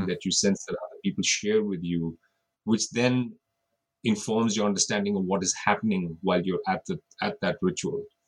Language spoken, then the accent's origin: English; India; moved away as an adult; also born or lived in Australia; now in United States; I grew up in India but I now live in the United States. I spent a couple of years in Australia